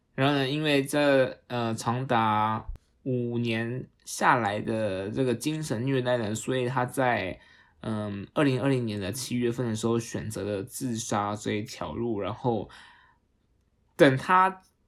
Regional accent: Taiwan; accent: Taiwanese Mandarin; 激动到我都要台湾国语

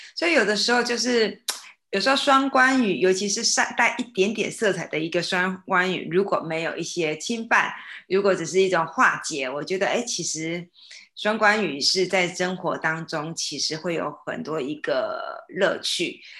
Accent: Tainan, Taiwan; 我爸爸是从湖北宜昌来，然后我是在台南出生

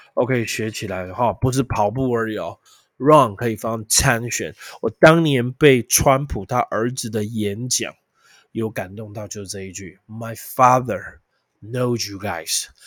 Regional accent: Taiwan

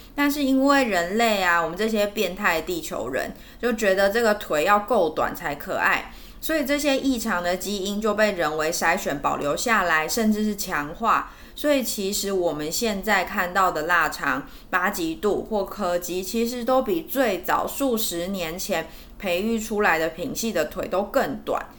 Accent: Taiwan; 我们台湾人最喜欢养的小型犬

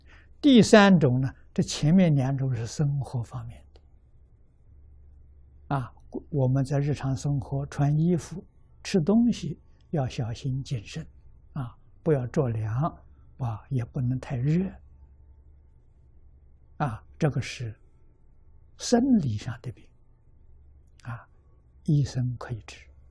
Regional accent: China; 我们中国人讲阴阳五行，讲这些气。

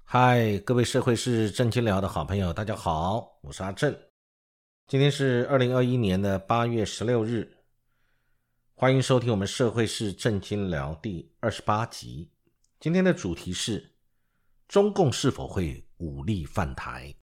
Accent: Taiwan; 对于我们台湾这边

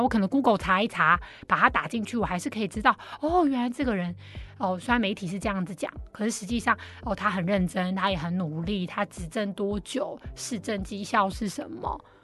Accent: Taiwan; 而是我们台湾人民的大众，我们呈现出来什么素质

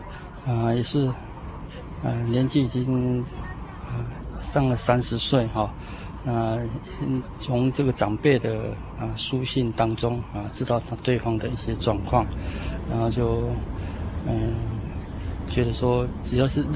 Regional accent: Taiwan; moved away as an adult; also born or lived in South America; 因为我从小在台湾啊生长在台湾

